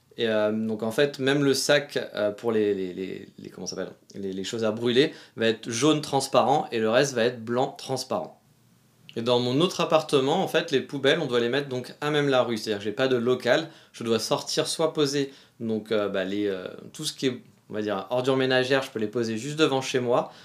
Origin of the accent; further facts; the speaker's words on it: France; moved away; chez nous, en France